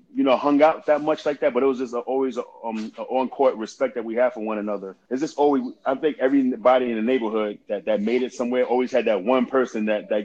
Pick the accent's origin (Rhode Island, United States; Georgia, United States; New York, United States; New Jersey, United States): New York, United States; New York City; moved away; also born or lived in Southern Idaho / Westchester; Growing up in Queensbridge, it was tough trying to play basketball in the projects because of the crime, high crime rate.